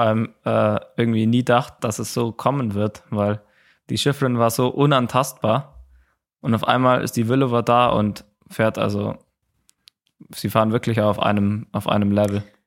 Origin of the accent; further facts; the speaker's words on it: Germany; bei uns in Deutschland